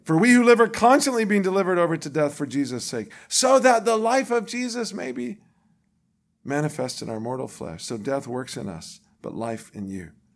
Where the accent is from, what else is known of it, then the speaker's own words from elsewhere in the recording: the Bible Belt, United States; what I grew up with in the Bible Belt of this country